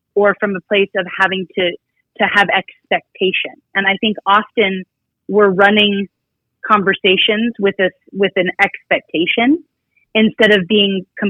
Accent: Reno, Nevada, United States; I'm born and raised here in Reno, Nevada

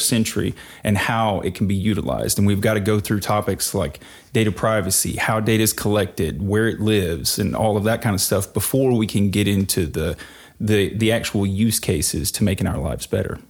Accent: rural Mississippi, United States; now in Nashville, United States; I grew up in rural Mississippi in the woods

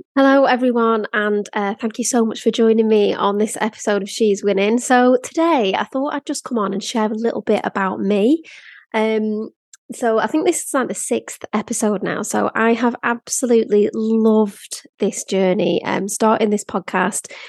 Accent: Blackpool, North West England, United Kingdom; moved away; also born or lived in London; I grew up in Blackpool

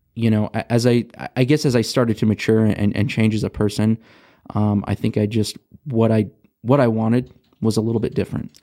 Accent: Rialto, California, United States; also born or lived in Rancho Cucamonga, California; I grew up in Southern California, um, from Rialto

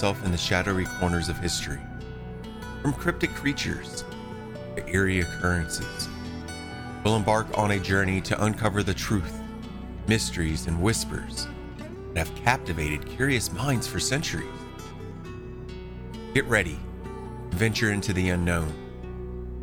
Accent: Eastern North Carolina, United States; I grew up in Eastern North Carolina

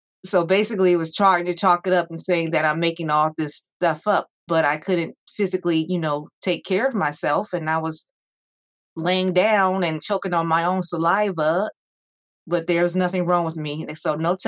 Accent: Ohio, United States; I am from Ohio

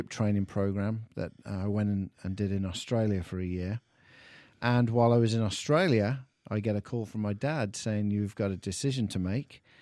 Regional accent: England, United Kingdom; accent: English; I've lost my English accent.

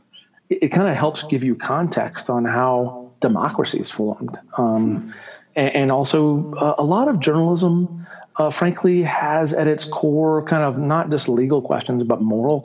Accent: Augusta, Georgia, United States; moved away as an adult; also born or lived in California / Connecticut; now in New Mexico, United States; I am originally from Georgia. That's where I grew up in the 60s and 70s

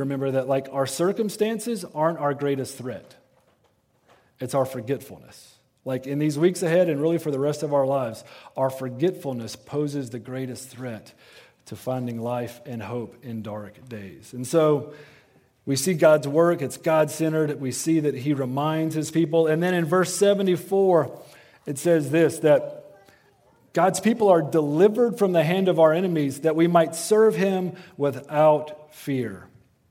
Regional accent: Western North Carolina, United States; I am from Western North Carolina. Ornamental shrubbery is kind of our thing, all right? Like, that is a threat to our livelihood where I'm from

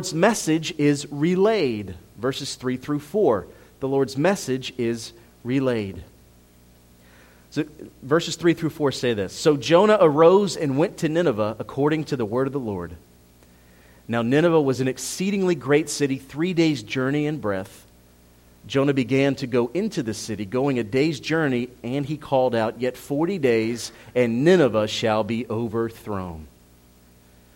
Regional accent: Philadelphia, Pennsylvania, United States; moved away; I'm Italian. I'm from Philadelphia.

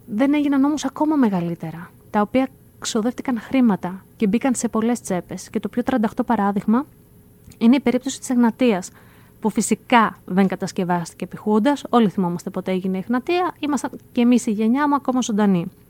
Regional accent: Greece; ως Έλληνες

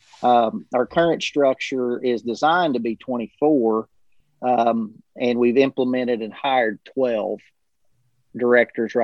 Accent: Cumberland County, South Central Kentucky, United States; I'm from South Central Kentucky originally. I was a product of Cumberland County and mm-hmm. Grew up and went to school there

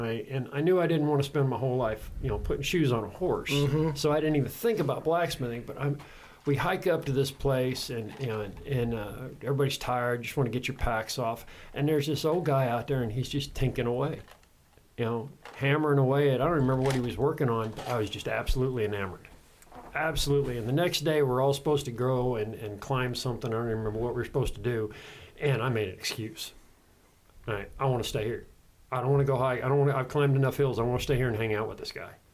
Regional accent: Casper, Wyoming, United States; I originally grew up in Wyoming on a small little farm outside of Casper.

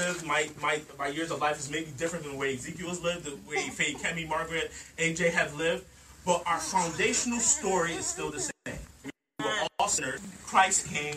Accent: Nigeria; I'm a black man. All right? I'm Nigerian.

